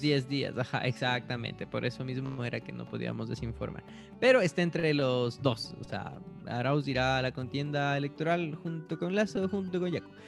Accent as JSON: {"language": "Spanish", "town": "Latacunga", "region": "Cotopaxi", "country": "Ecuador", "tie": "born or raised there", "moved": "yes", "said": "Yo voto en la Tacunga"}